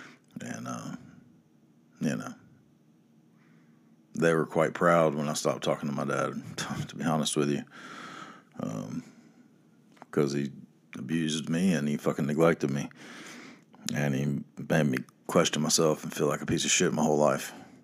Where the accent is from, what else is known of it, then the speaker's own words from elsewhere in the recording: the South, United States; So in case you're wondering what it's like growing up in the South and being poor, this is it.